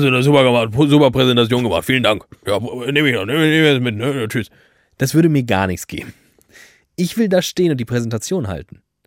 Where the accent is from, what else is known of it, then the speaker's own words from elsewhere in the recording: Frankfurt, Hesse, Germany; Ich komme aus Frankfurt-Sachsenhausen